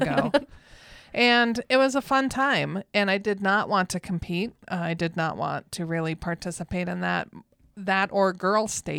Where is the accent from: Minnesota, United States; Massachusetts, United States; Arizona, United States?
Minnesota, United States; I'm from Minnesota.